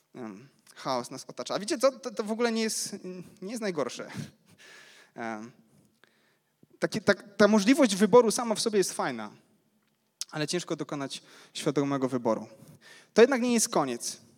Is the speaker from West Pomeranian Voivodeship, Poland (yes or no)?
no; Ruda Śląska, Silesian Voivodeship, Poland; Pochodzę z Rudy Śląskiej